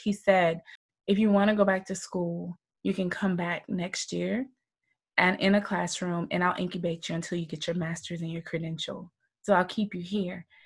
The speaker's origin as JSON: {"language": "English", "town": "Moultrie", "region": "Georgia", "country": "United States", "said": "Southern girl. I'm from Georgia, small town called Moultrie, Georgia."}